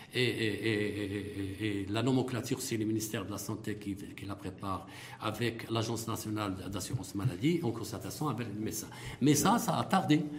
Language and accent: French; Morocco; on est des Marocains